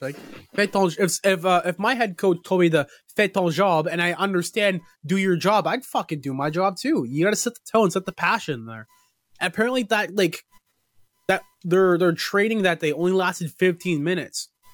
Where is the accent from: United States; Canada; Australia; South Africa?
Canada; I'm a Canadian